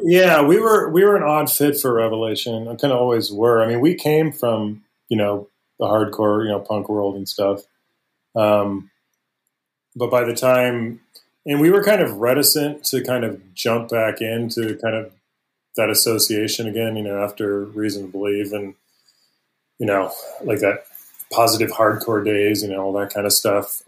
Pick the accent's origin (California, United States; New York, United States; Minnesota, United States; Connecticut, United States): California, United States; Palos Verdes; I grew up in the South Bay area and actually in Palos Verdes